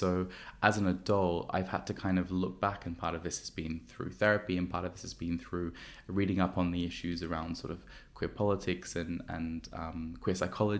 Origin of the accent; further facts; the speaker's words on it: Sydney, New South Wales, Australia; now in London, United Kingdom; when I first moved to London, so I'm from, if you haven't heard my janky accent, I'm from Australia, I'm from Sydney.